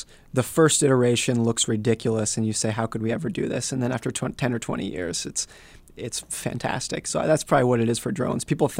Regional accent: Lake Tahoe, United States; also born or lived in Seattle; I grew up in Lake Tahoe. You could get 5 feet of snow and no one would blink. And then I've also lived in cities where I lived in Seattle

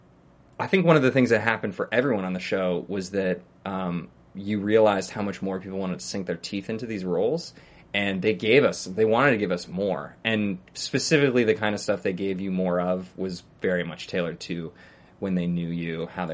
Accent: New York City, New York, United States; I grew up in New York City

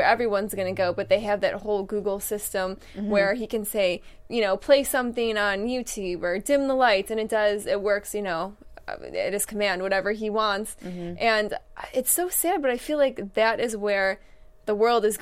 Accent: East Coast, United States; moved away as an adult; now in Los Angeles, United States; I'm from the East Coast.

